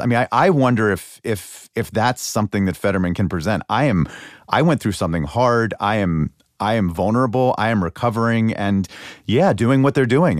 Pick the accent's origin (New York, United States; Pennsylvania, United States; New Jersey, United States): Pennsylvania, United States; moved away; my home state of Pennsylvania.